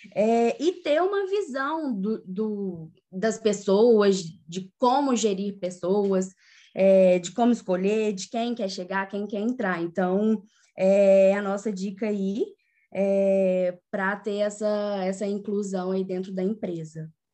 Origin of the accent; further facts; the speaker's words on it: São João del-Rei, Minas Gerais, Brazil; Também sou de natural de São João Del Rei